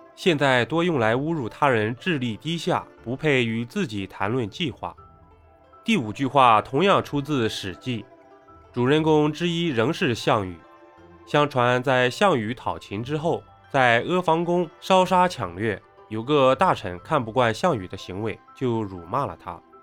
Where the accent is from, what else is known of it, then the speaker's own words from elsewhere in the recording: China; 作为一个中国人